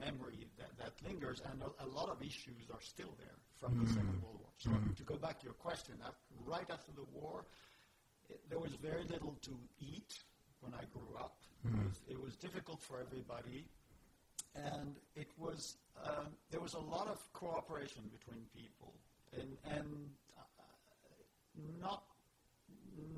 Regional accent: Paris, Île-de-France, France; moved away as an adult; now in United States; I was born in Paris and I lived in Paris

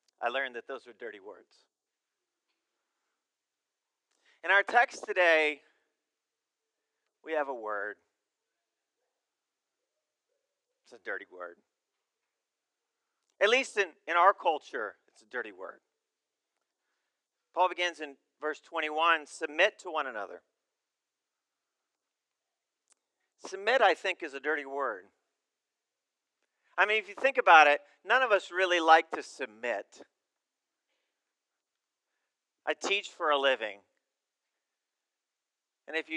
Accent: United States; also born or lived in Uganda; as Americans

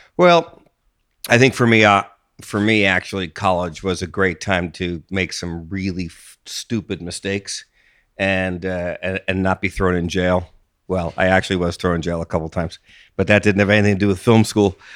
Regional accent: East Coast, United States; moved away as an adult; also born or lived in Austin, Texas; I grew up on the East Coast

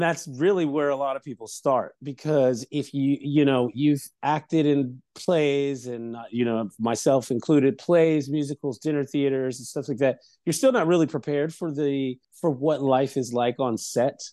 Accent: Lewes, Delaware, United States; moved away; I'm originally from small town Louis, Delaware

